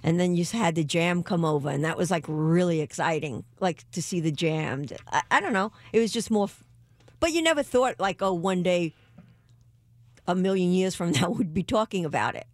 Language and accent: English; New York, United States; I'm from New York